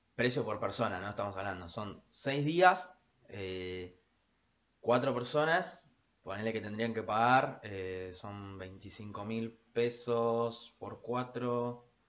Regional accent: Argentina; nuestra cultura argentina es como tan, no sé, está tan mechada con un montón de otras culturas europeas

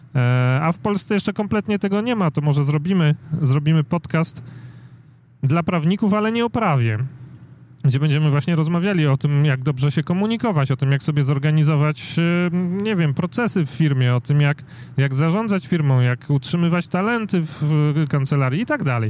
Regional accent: Warsaw, Masovian Voivodeship, Poland; ja jestem z Warszawy

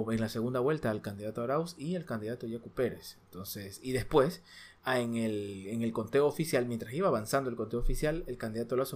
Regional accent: Ecuador; Nosotros somos de Ecuador.

